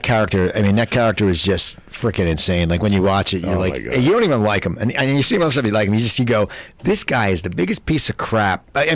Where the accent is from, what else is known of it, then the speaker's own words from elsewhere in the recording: Cherry Hill, New Jersey, United States; moved away as an adult; now in Burbank, United States; I grew up in Cherry Hill, New Jersey. My college was 10 minutes from Atlantic City.